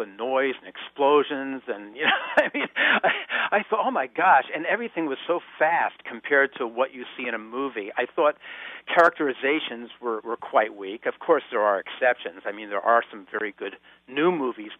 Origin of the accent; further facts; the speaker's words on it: Stamford, Connecticut, United States; my hometown of Stamford, Connecticut